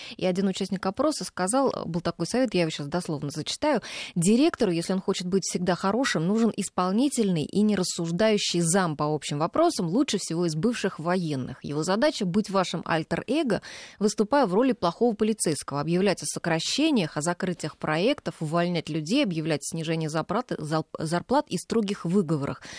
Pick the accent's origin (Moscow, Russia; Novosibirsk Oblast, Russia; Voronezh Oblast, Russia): Voronezh Oblast, Russia; Voronezh; moved away; Я вот сама выросла рядом с военным училищем. Я родилась в Воронеже